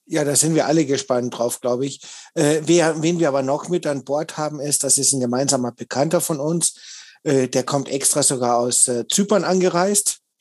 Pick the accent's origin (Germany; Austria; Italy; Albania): Austria; ich bin ja gebürtiger Österreicher, also ich komme noch weiter aus dem Süden als der Michael